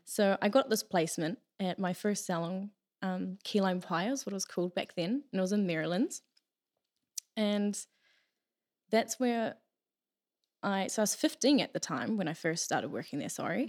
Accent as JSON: {"language": "English", "region": "Taranaki", "country": "New Zealand", "tie": "born or raised there", "said": "I'm originally from Taranaki here. I've always lived here."}